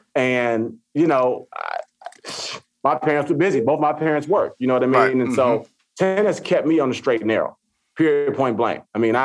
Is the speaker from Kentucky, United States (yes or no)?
no; Chicago, Illinois, United States; I mean, I grew up on the South Side of Chicago.